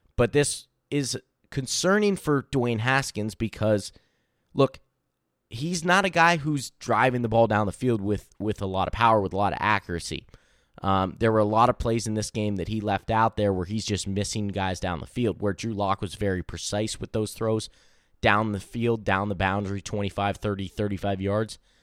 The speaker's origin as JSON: {"language": "English", "region": "Pennsylvania", "country": "United States", "said": "I'm from Pennsylvania."}